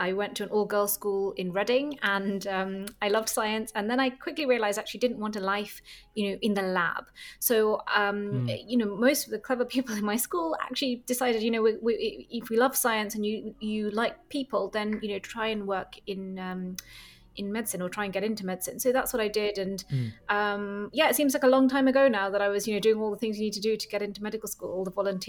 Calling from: Copenhagen, Capital Region, Denmark; I'm calling in from Copenhagen and thanks very much for having me on the show.

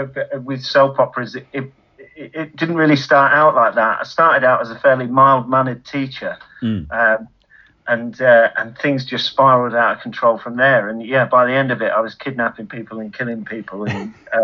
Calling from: Ramsbottom, North West England, United Kingdom; I'm calling from Holcombe Brook, so just on the edge of Ramsbottom we are.

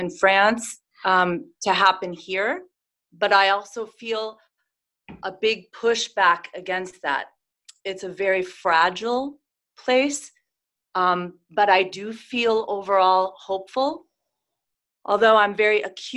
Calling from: California, United States; I'm calling from the exciting lockdown state of California.

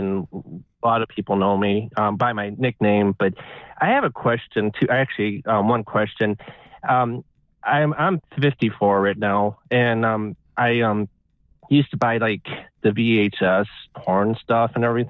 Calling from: Ohio, United States; This is … from Ohio.

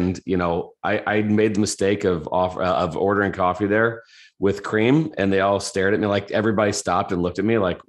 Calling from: Indianapolis, Indiana, United States; Indianapolis, Indiana, here in the States.

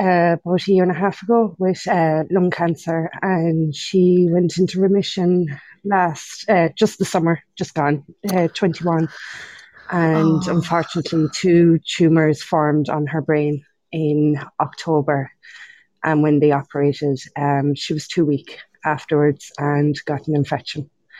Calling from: Munster, Ireland

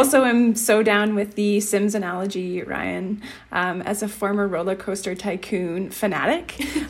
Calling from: Calgary, Alberta, Canada; I'm recording from Mokinsis, which is the Blackfoot word for elbow. And this references where the Elbow River and the Bow River meet in what is now known as downtown Calgary.

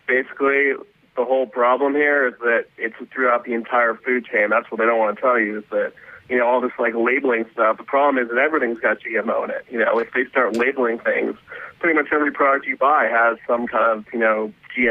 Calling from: New York, United States; I'm calling from New York.

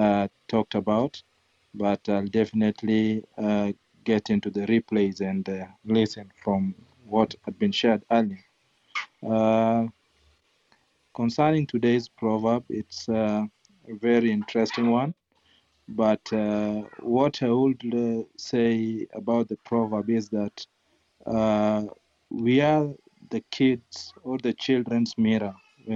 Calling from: Kisumu, Kisumu County, Kenya; I'm joining from Kisumu, Kenya, in our offices in Manyata.

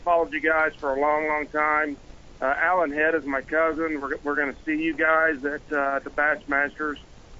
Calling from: Grand Lake, Oklahoma, United States; …, Grand Lake, Oklahoma.

